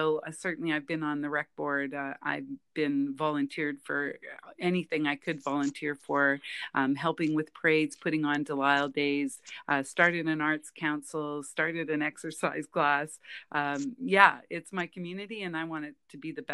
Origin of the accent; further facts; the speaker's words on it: Kapuskasing, Ontario, Canada; now in Saskatchewan, Canada; Grew up in Northern Ontario, a little town called Kapuskasing.